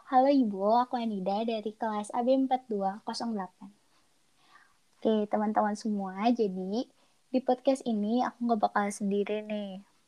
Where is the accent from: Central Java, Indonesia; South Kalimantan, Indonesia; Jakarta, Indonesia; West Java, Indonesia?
West Java, Indonesia; Bandung; Aku asli orang Bandung dan tinggal di Bandung, tepatnya di Antapani.